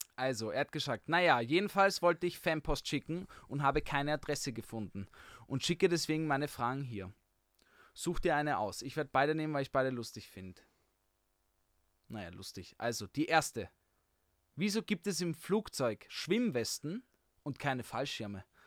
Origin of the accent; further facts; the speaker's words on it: Vienna, Austria; ich bin auch Wiener